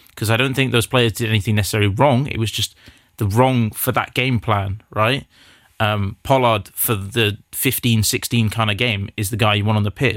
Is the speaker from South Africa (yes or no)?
yes; South Africa; as a South African